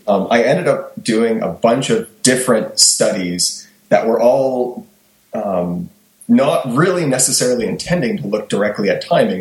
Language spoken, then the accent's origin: English; Kingston, Ontario, Canada; moved away; So I'm originally from Kingston